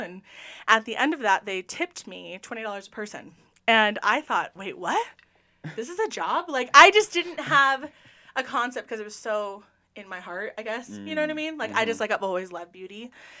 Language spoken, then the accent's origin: English; Cypress, California, United States; first language English; also born or lived in Huntington Beach, California / Portugal; I grew up in Orange County, California. I was born in Huntington Beach and grew up in a lovely place called Cypress.